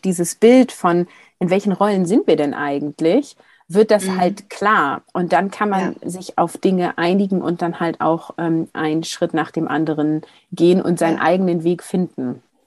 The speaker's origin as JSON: {"language": "German", "region": "Hamburg", "country": "Germany", "tie": "born or raised there", "moved": "yes", "lives_now": "Bremen area, Germany", "said": "dass ich geborene Hamburgerin bin"}